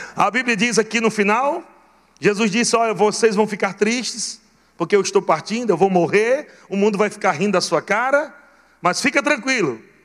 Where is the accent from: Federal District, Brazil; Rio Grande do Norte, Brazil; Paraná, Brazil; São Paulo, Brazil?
Rio Grande do Norte, Brazil; Natal; fui criado meu largado, lá em Natal, Rio Grande do Norte